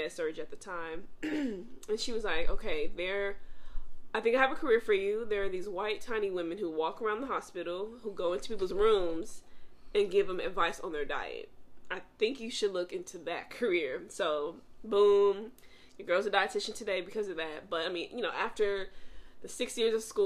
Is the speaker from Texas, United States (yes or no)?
yes; Mesquite, Texas, United States; also born or lived in Chicago, Illinois; I am born in Chicago, Illinois, raised in Dallas, Texas, more specifically Mesquite, Texas.